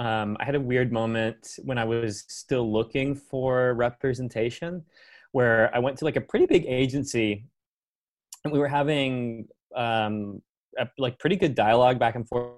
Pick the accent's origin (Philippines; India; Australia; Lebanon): Philippines; I get that a lot, but I am Asian and I don't do that. I'm actually Filipino.